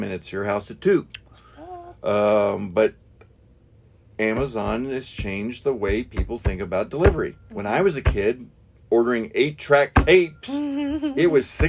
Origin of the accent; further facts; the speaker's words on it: Shelbyville, Kentucky, United States; also born or lived in Jeffersontown, Kentucky; I grew up in, I mean, I live in J-Town. I grew up in Shelbyville, but mm-hmm. I live in J-Town.